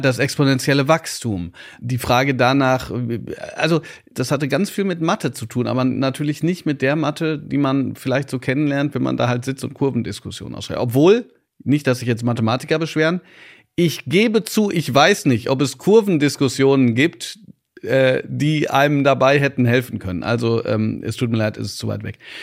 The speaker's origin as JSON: {"language": "German", "area": "Ruhr area", "region": "North Rhine-Westphalia", "country": "Germany", "said": "Ich komme aus dem Pott"}